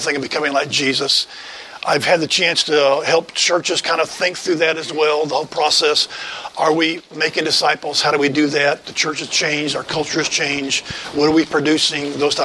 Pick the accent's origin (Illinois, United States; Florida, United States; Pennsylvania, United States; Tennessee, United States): Tennessee, United States; West; moved away as an adult; also born or lived in Cleveland, Ohio; I grew up in West Tennessee and was there for most of my shaping times of life.